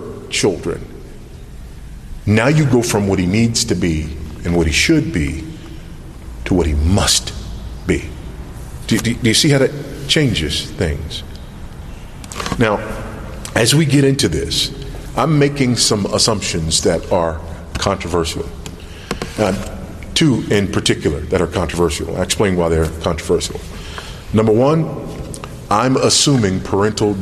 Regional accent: United States; moved away as an adult; now in Zambia; me as an American living in another context

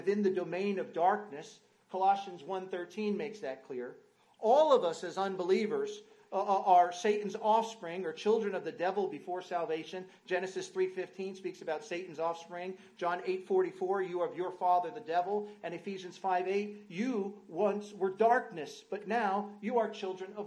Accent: North Central New Jersey, United States; moved away as an adult; now in Rugby, United Kingdom; I grew up in New Jersey, North Central New Jersey

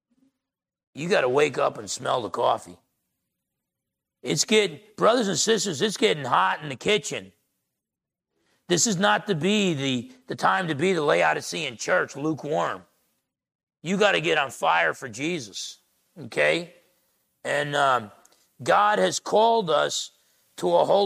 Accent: Essex County, New Jersey, United States; I grew up in Essex County, New Jersey

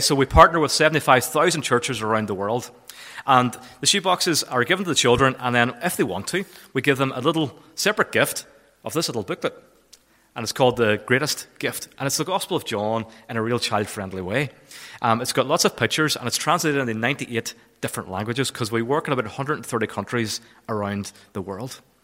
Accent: Kilfennan, Northern Ireland, United Kingdom; moved away; I'm originally from Kilfennan.

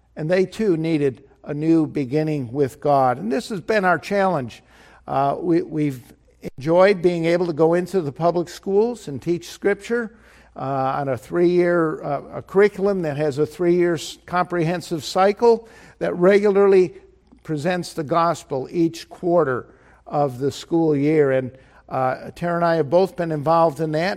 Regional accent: Chicago, Illinois, United States; I was from Chicago

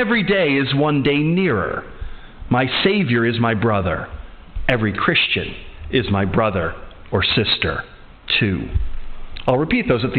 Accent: Atlantic City, New Jersey, United States; now in Edinburgh, United Kingdom; I am from the United States, so I happen to have now two passports. I'm American and I'm British.

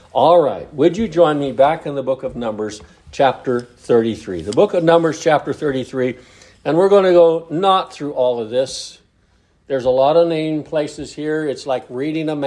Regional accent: United States; moved away; my hometown. Very small town on the California-Oregon border south of Lakeview

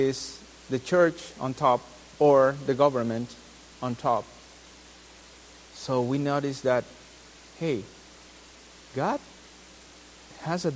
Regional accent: Peru; now in United States; I'm from Peru

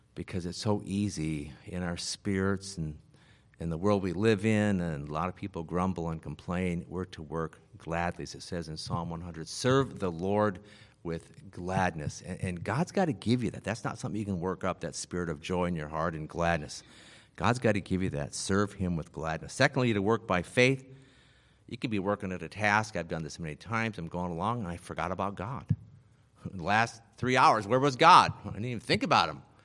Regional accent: Iowa, United States; also born or lived in Las Vegas, Nevada; my father died when I was seven and we moved to Iowa from Vegas

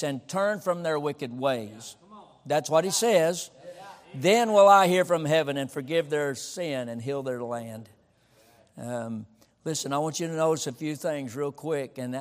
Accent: Texas, United States; I'm a Texan

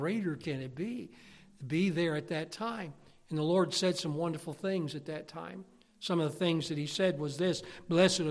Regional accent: Pennsylvania, United States; we're from Pennsylvania. It's the mountains

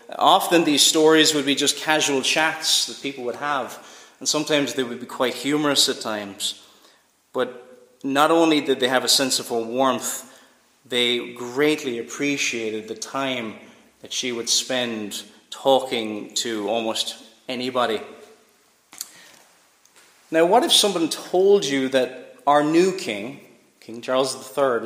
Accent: Cork, Munster, Ireland; now in Northern Ireland, United Kingdom; I grew up in Cork, so we didn't know much about the royal family

